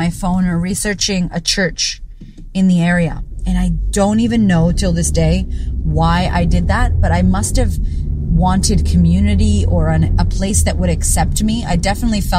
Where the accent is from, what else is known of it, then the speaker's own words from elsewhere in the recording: United States; now in Sydney, Australia; as an American